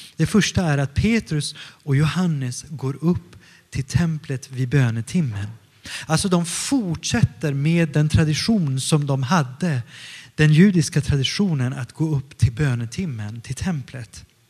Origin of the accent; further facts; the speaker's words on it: Stockholm County, Sweden; also born or lived in northern Italy; now in Gothenburg, Sweden; jag kommer från Stockholm ursprungligen och jag är uppvuxen mestadels utanför Stockholm, 20 kilometer utanför Stockholm, söder om Stockholm men också i Italien, i norra Italien.